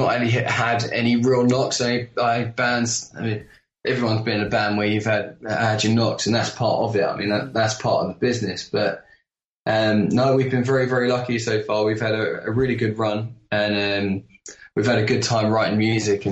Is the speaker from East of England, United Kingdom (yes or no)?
yes; Essex, East of England, United Kingdom; We're from Essex, by the way, just outside London in the UK